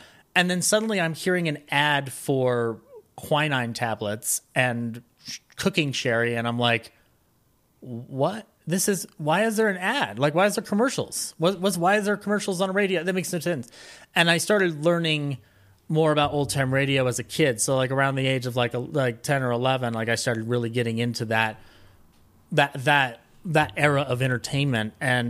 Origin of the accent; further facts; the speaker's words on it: Colorado, United States; also born or lived in Glendale, California; I was born in Glendale, California, actually, but my parents moved to Colorado when I was young, and I grew up